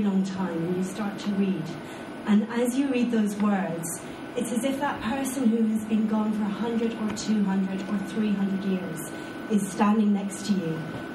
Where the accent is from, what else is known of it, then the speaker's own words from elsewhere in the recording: Scotland, United Kingdom; I'm Scottish